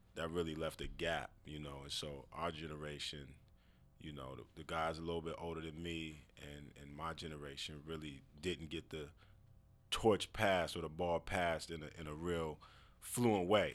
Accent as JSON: {"language": "English", "town": "Seattle", "region": "Washington", "country": "United States", "tie": "born or raised there", "said": "I'm from the district"}